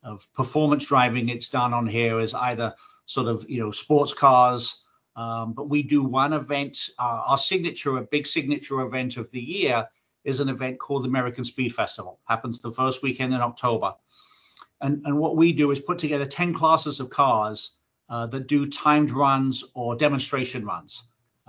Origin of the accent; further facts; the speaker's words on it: England, United Kingdom; As a kid growing up in England